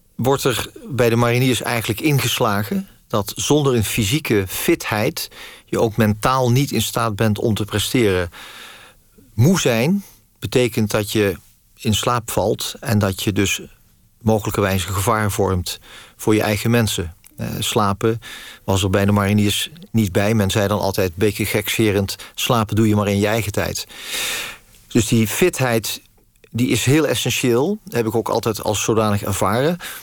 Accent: Netherlands; ik ben in Nederland geboren

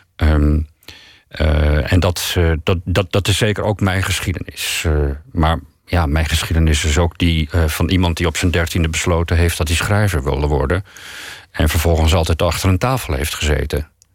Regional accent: Netherlands; Als ik naar een ander land ga, voel ik me Nederlandser dan ik, dan ik me ooit gevoeld heb

